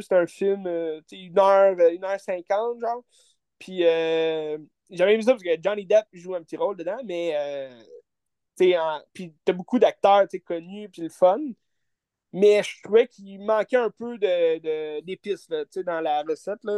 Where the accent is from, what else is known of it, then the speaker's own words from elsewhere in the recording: Quebec, Canada; En tant que Québécois